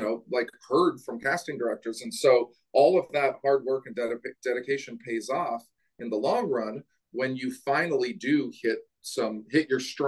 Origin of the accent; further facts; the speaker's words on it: Portland, Oregon, United States; moved away as an adult; now in Los Angeles, United States; my hometown, Portland, Oregon.